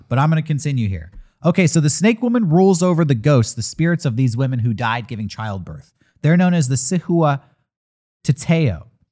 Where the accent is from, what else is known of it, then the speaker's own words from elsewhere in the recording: San Diego, California, United States; I grew up here in San Diego